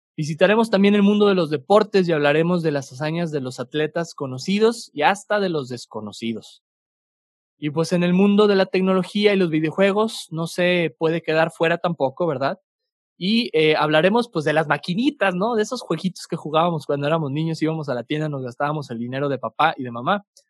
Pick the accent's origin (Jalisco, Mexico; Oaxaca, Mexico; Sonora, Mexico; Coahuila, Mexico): Coahuila, Mexico; Torreón; now in Santa Catarina, Mexico; aunque soy originario de Torreón, Coahuila, este, mi familia es originaria de acá, de, de Monterrey, Nuevo León regio de sangre, pero lagunero de, corazón y, de, crecimiento